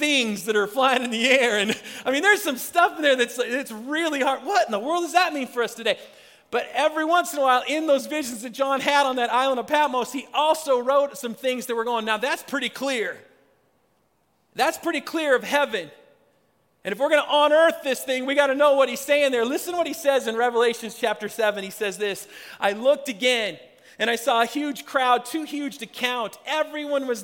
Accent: Spokane, Washington, United States; moved away as an adult; also born or lived in Philadelphia / Seattle; now in Colorado, United States; I grew up in Spokane, Washington

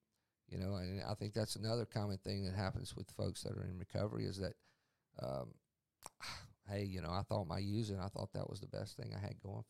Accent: Mississippi Gulf Coast, United States; also born or lived in Yazoo City, Mississippi; I grew up here in Mississippi. I grew up on the Mississippi Gulf Coast

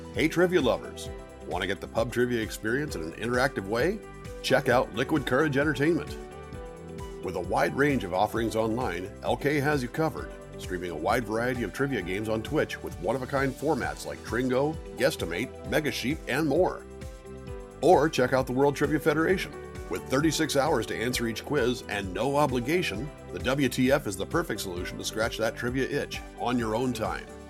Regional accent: Connecticut, United States; I'm from Connecticut.

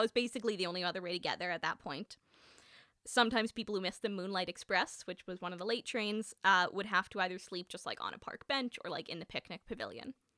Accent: Winnipeg, Manitoba, Canada; I grew up in Winnipeg

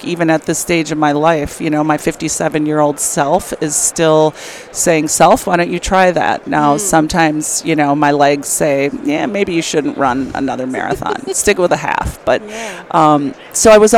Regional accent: Milwaukee, Wisconsin, United States; I grew up in a suburb outside of Milwaukee, Wisconsin

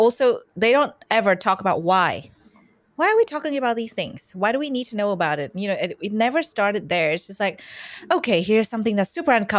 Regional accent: Vietnam; It might be, there might be a misconception that I'm Australian. I'm not. I'm from Vietnam. And where I was born, sex ed is this thing where kids would get together in a really big hall.

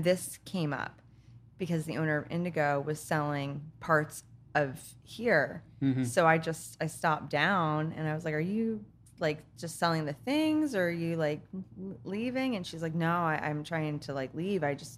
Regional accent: Plainfield, New Jersey, United States; now in Pennsylvania; Originally, like Plainfield, New Jersey. I guess I'm kind of like the, I guess you consider like the gypsy of Jersey. I've lived all over New Jersey. All over New Jersey.

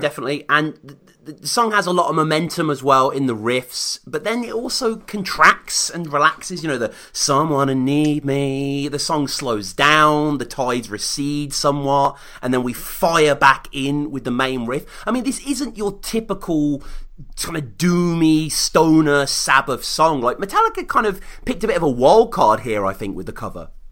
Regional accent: Birmingham, West Midlands, United Kingdom; also born or lived in Stourbridge; quite near where I grew up in Birmingham

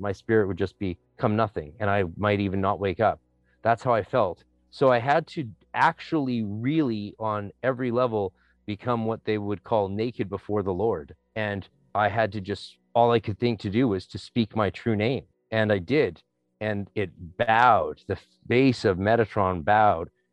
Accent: North Vancouver, British Columbia, Canada; I'm from North Vancouver

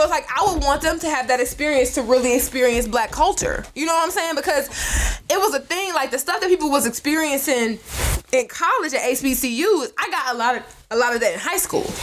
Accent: Detroit, Michigan, United States; We are from Detroit. I grew up in Detroit

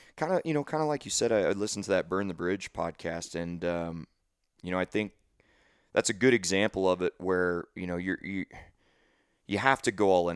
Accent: St. Louis, Missouri, United States; now in Dallas, United States; I was from Saint Louis

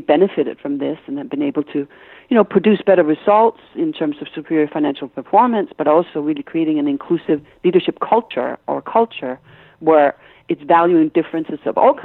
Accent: Copenhagen, Capital Region of Denmark, Denmark; English is a second language; moved away; You hear an accent I have. I'm Danish, right? So mm-hmm. I was brought up in Copenhagen

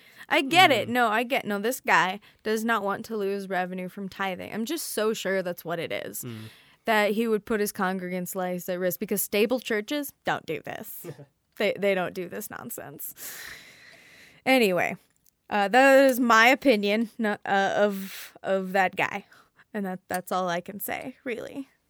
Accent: the Bible Belt, United States; So I come from the Bible Belt

